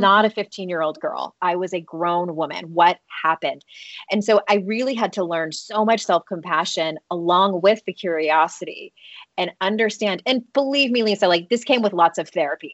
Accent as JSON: {"language": "English", "country": "United States", "tie": "born or raised there", "said": "I grew up in the United States"}